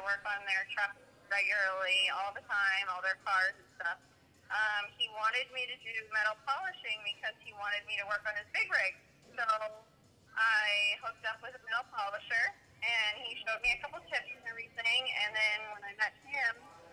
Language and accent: English; Brockton, Massachusetts, United States; I'm from Massachusetts, Broughton, Massachusetts